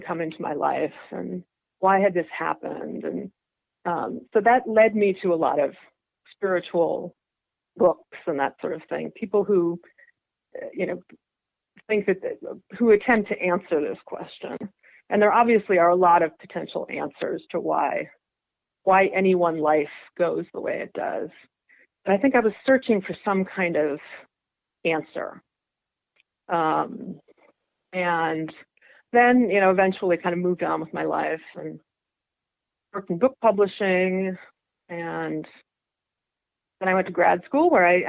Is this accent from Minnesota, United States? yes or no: yes; Winona, Minnesota, United States; moved away as an adult; also born or lived in Massachusetts / New York; now in San Francisco, United States; I grew up in a small town in southeastern Minnesota called Winona.